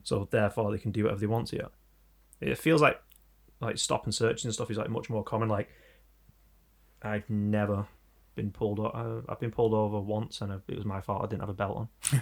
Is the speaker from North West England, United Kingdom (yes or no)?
yes; Manchester, North West England, United Kingdom; We're from Manchester